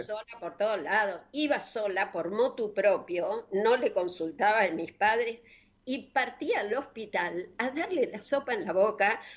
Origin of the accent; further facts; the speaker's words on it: Coronel Suárez, Buenos Aires Province, Argentina; del pueblo donde yo nací, que es Coronel Suárez